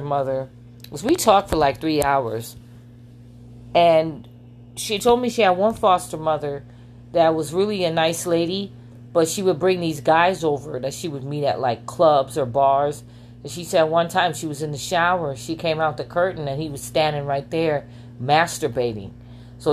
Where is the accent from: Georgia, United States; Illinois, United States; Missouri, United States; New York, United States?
New York, United States; New York City; now in Las Vegas, United States; I am from Queens, New York